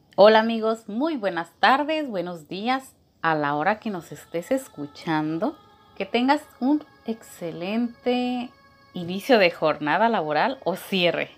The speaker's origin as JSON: {"language": "Spanish", "country": "Mexico"}